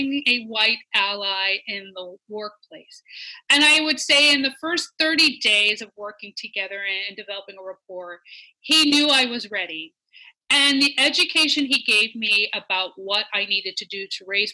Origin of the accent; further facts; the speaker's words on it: Washington, District of Columbia, United States; also born or lived in St. Louis, Missouri; I remember growing up in Washington, D.C.